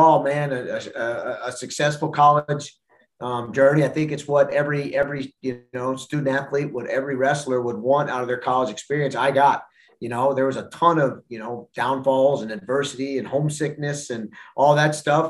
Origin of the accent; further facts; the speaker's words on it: Pennsylvania, United States; now in Madison, United States; I grew up in Pennsylvania